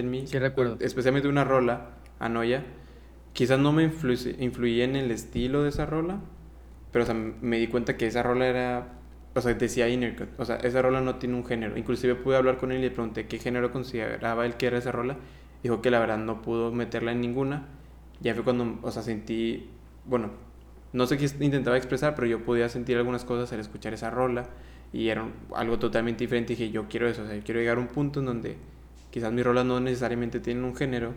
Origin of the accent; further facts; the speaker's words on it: Mexico; also born or lived in Honduras; Por dos años seguidos no vine yo a México, no vi a mi familia